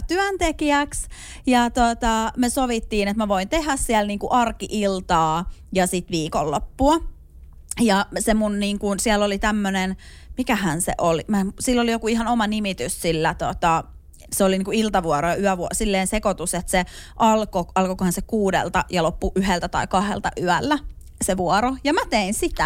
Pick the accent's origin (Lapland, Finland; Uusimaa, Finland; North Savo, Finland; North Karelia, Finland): Uusimaa, Finland; Hyvinkää; mä oon siis Hyvinkäällä elänyt lapsuusvuosia